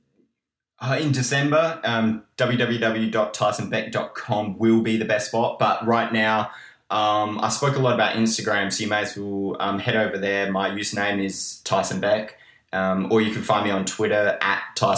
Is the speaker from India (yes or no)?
no; Australia; I'm from Australia